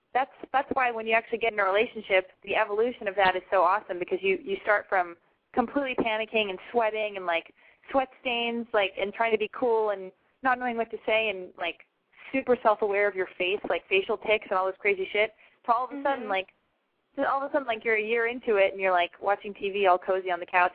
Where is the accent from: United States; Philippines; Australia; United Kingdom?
United States; Los Angeles, California; I'm from Los Angeles